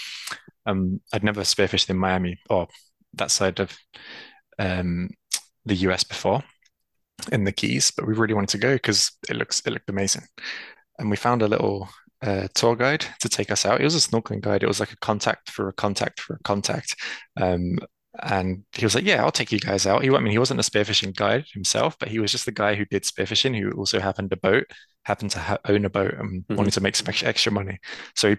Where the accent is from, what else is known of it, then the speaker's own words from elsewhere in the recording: London, United Kingdom; also born or lived in North Cyprus; I'm originally from North Cyprus. That's where my background and family are from. But I've been born and raised in London